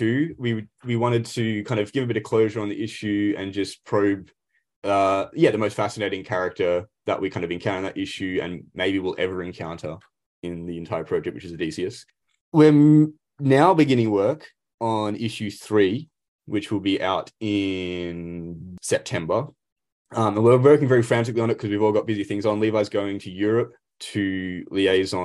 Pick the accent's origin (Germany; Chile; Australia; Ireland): Australia; we are Aussies.